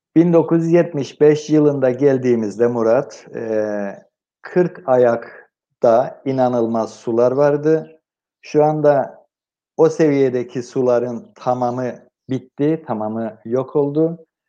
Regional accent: Cyprus; moved away; güneye doğduğum yere gittim

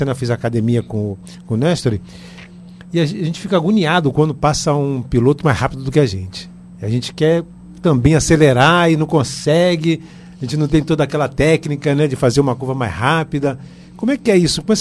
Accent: São Paulo, Brazil; Eu sou de São Paulo.

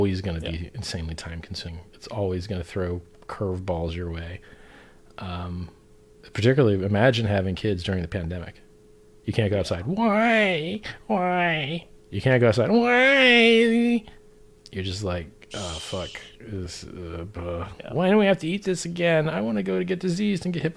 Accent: Florida, United States; I'm from Florida

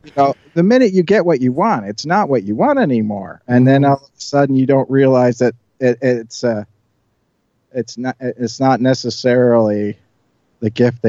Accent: Ireland; You know, as growing up in Ireland, you know, you always hear stories about leprechauns granting wishes

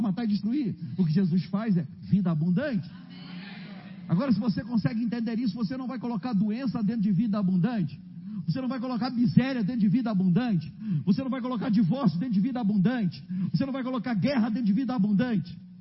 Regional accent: Rio de Janeiro, Brazil; Eu sou do Rio de Janeiro

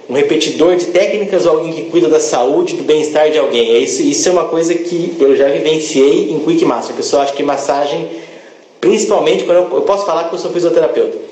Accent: Campinas, São Paulo, Brazil; Sou de Campinas

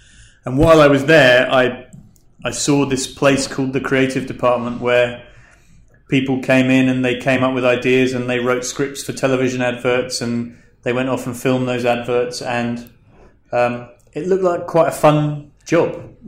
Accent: London, United Kingdom; born there; also born or lived in Scotland; I was born in London. My parents moved around the country a bit. I went to university in Scotland.

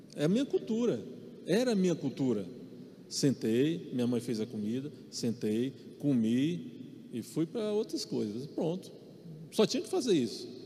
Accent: Maranhão, Brazil; eu sou nordestino, sou do Maranhão

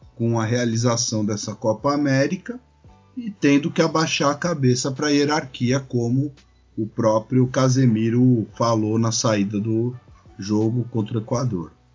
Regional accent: São Paulo, Brazil; now in Florianópolis, Brazil; eu sou de São Paulo, mas eu moro em Florianópolis

